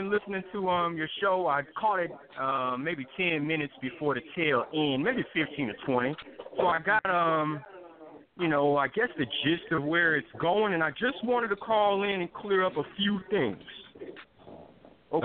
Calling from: North Carolina, United States; I'm calling from North Carolina.

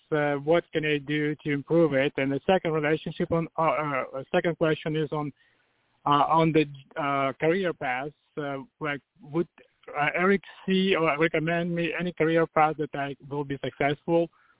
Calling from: Virginia, United States; I'm calling from Virginia.

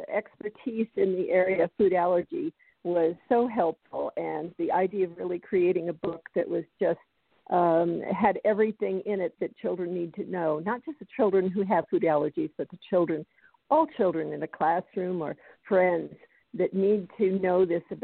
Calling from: Colorado, United States; I'm calling in from Colorado.

